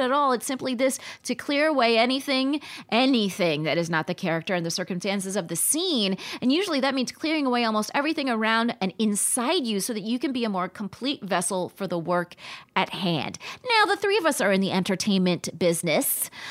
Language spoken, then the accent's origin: English; Palm Springs, California, United States; moved away as an adult; also born or lived in New York City; I just really begrudgingly had this job in my hometown before, uh, before moving to New York City. And I really didn't wanna be in my hometown. This is in Palm Springs, California.